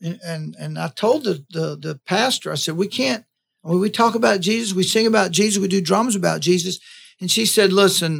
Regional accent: Live Oak, Florida, United States; moved away as an adult; also born or lived in Tallahassee, Florida; when I moved to Tallahassee from Live Oak

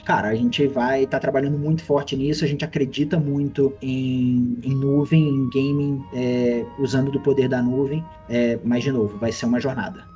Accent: Brazil; a gente, como brasileiro

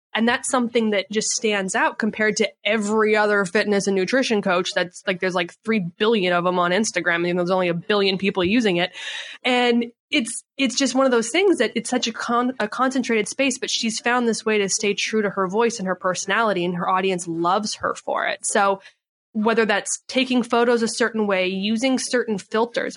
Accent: Canada; moved away as an adult; now in San Diego, United States; I was born and raised in Canada

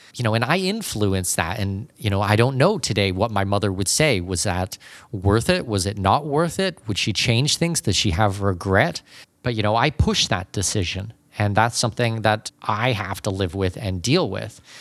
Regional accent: Canada; moved away; also born or lived in Panama; I am not an American citizen myself, I'm Canadian

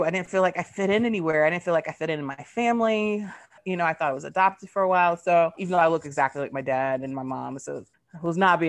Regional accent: Georgia, United States; born there; also born or lived in Germany; I'm a military brat. I'm queer. I was born in Georgia, so I'm like a Southern peach, a Southern baby, but grew up all over.

